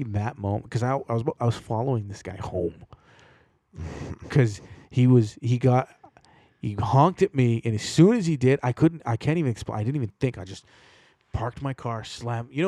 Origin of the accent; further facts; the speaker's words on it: Toronto, Ontario, Canada; I grew up around Jamaicans in Toronto.